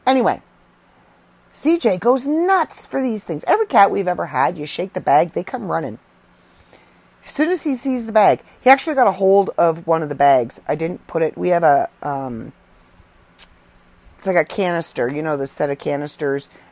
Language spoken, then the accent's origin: English; Canada; I'm Canadian.